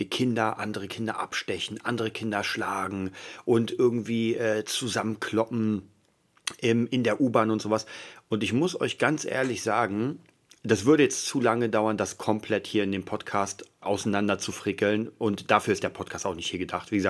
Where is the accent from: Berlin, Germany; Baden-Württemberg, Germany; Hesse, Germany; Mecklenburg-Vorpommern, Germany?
Berlin, Germany; Ich, hab, ich komme aus Kreuzberg, das habe ich euch schon mal erzählt. Das heißt, da waren Prügeleien an der Tagesordnung.